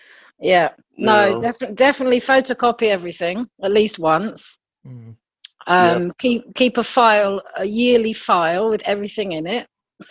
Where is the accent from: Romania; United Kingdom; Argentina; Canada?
United Kingdom